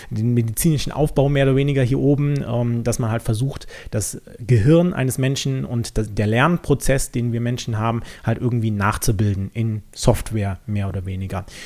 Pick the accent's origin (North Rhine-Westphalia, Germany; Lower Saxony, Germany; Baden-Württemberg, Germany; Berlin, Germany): North Rhine-Westphalia, Germany; ich komme jetzt nicht direkt aus Köln, sondern ein bisschen umlandmäßig unterwegs